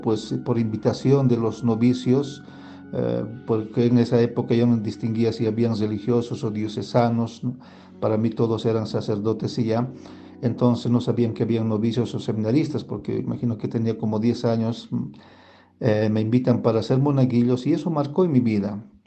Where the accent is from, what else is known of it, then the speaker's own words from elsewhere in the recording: Cochabamba, Bolivia; now in Potosí, Bolivia; nos fuimos a la ciudad de Cochabamba. Nosotros vivíamos en el campo, en un área rural